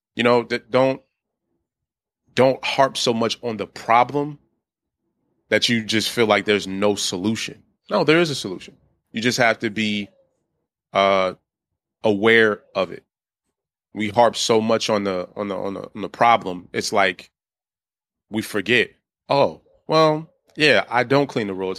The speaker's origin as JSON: {"language": "English", "town": "Washington", "region": "District of Columbia", "country": "United States", "tie": "born or raised there", "moved": "as an adult", "lives_now": "Baltimore, United States", "said": "I was born and raised in D C"}